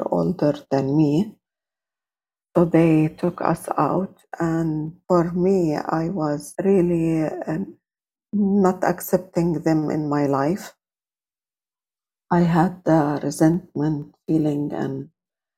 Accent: Jordan; I was born and grew up in Jordan

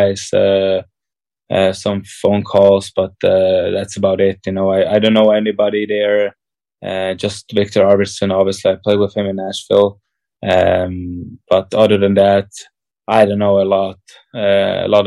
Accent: Switzerland; my parents are from Czech and my whole history is from Czech Republic, but I'm born in Switzerland and I'm Swiss

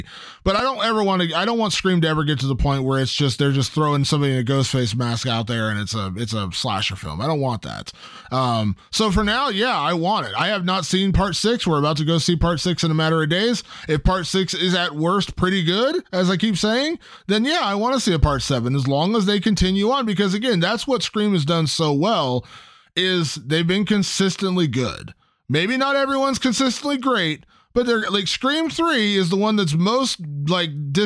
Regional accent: Ohio, United States; my home state of Ohio

